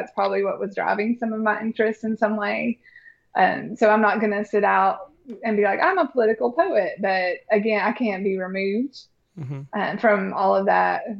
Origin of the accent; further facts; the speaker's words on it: Bristol, Virginia, United States; even when I was growing up in Bristol, Virginia